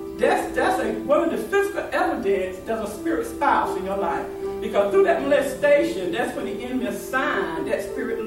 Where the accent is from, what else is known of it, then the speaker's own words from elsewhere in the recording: Raleigh, North Carolina, United States; I'm from Raleigh